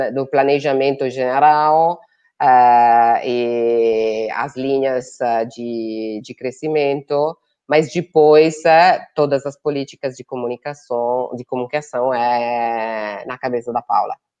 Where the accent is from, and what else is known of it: Italy; Portuguese is a second language; moved away as an adult; also born or lived in Brazil